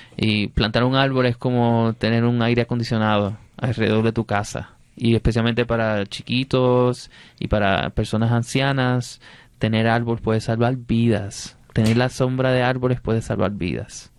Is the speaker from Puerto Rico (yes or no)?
yes; Puerto Rico; Yo soy rapero y soy poeta puertorriqueño